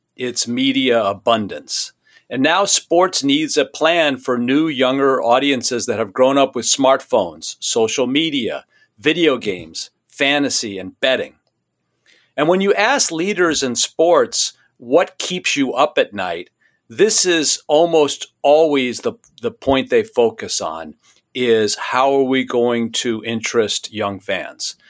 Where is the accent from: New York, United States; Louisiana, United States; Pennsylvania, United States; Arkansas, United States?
New York, United States; New York City; When I was a kid growing up in New York City